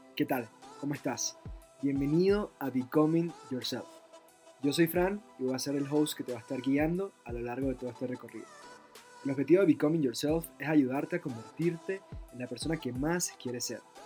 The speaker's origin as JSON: {"language": "Spanish", "town": "San Antonio de los Altos", "region": "Miranda", "country": "Venezuela", "tie": "born or raised there", "also_born_or_lived": "Caracas, Venezuela", "said": "nací en Caracas, pero viví en una ciudad llamada San Antonio de los Altos, que queda ubicada a 45 minutos de la capital. Crecí con una vida muy, muy tranquila"}